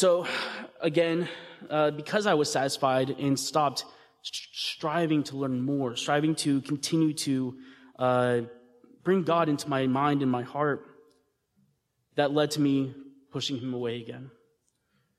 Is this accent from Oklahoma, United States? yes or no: no; Texas, United States; I was raised here in Texas